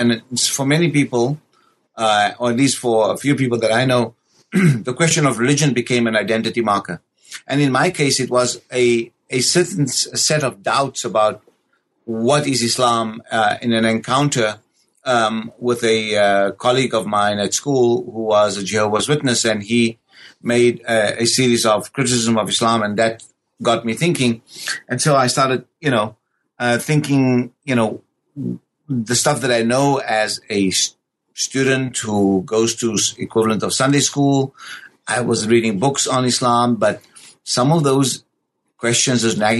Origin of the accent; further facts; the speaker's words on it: South Africa; born and raised in South Africa